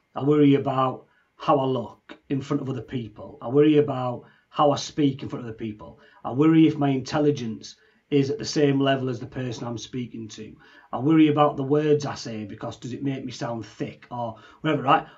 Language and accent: English; Leeds, Yorkshire and the Humber, United Kingdom; now in Newcastle, United Kingdom; I live in Newcastle, but I'm from Leeds